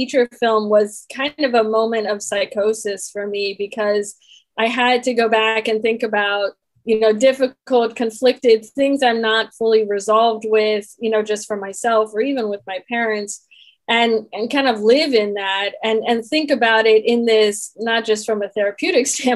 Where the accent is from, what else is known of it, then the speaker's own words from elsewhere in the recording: Washington, District of Columbia, United States; I grew up in Washington, D.C. when … was based there